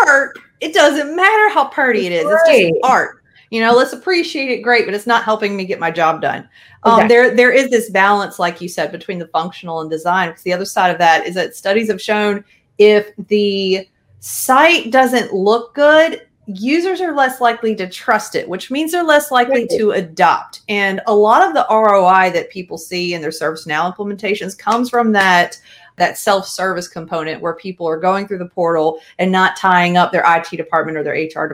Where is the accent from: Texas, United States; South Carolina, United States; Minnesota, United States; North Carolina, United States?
North Carolina, United States; Raleigh; I'm originally from the Raleigh area, North Carolina